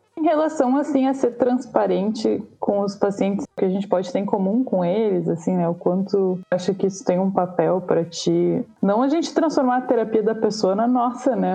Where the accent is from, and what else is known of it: Brazil